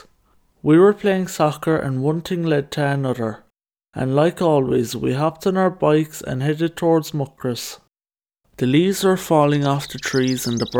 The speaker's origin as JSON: {"language": "English", "town": "Killarney", "region": "Munster", "country": "Ireland", "tie": "born or raised there", "said": "here in my hometown of Killarney"}